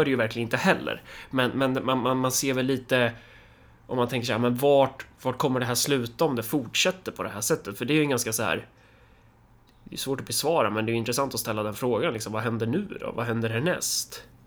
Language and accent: Swedish; Sweden; jag är svensk